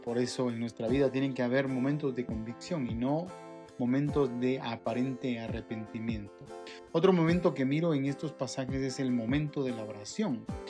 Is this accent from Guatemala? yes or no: yes; Guatemala; nosotros, los chapines